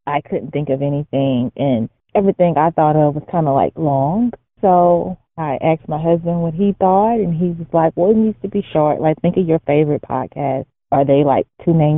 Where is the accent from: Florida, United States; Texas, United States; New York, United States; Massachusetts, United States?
Texas, United States; Houston; now in Dallas, United States; grew up in Houston, Texas.